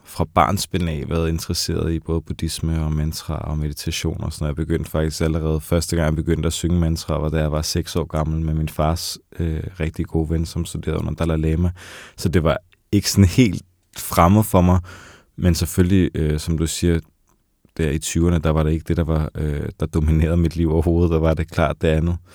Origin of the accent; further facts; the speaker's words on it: Copenhagen, Capital Region of Denmark, Denmark; hvor jeg kommer fra det her meget hårde miljø fra Vesterbro og Nørrebro